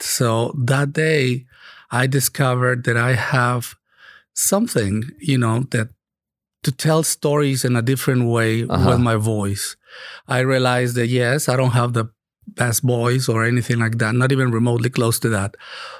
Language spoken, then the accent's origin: English; Monterrey, Nuevo León, Mexico; moved away as an adult; also born or lived in Chicago, United States / Oahu, Hawaii / Dallas / San Diego; now in Katy, United States; I grew up in Monterrey, Mexico.